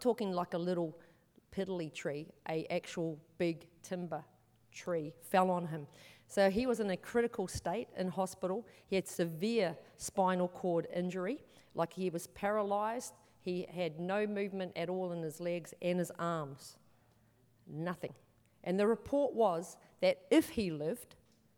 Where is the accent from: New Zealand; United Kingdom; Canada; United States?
New Zealand; now in Australia; I'm from New Zealand originally. I've been in Australia for a long time though, but I'm from New Zealand